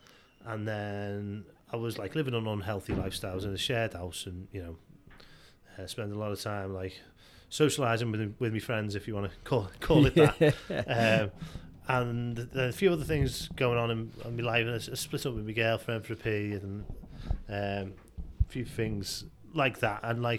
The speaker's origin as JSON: {"language": "English", "town": "Liscard", "region": "North West England", "country": "United Kingdom", "tie": "born or raised there", "said": "So I grew up in Liscard, and you know, got mates in Liscard and Wallasey and New Brighton, and like went to Mosson School and all"}